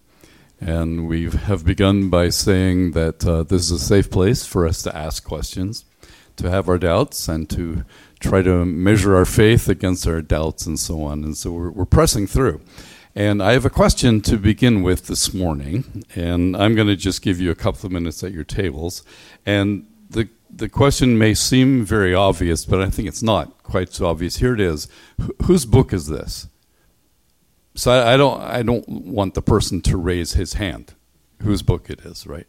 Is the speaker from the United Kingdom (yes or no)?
yes; Belfast, Northern Ireland, United Kingdom; I grew up in Belfast